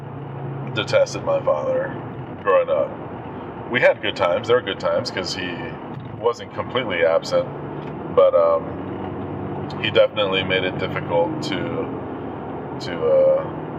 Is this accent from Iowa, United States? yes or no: no; Washington, District of Columbia, United States; moved away as an adult; also born or lived in Maryland; Born and raised in the D.C. area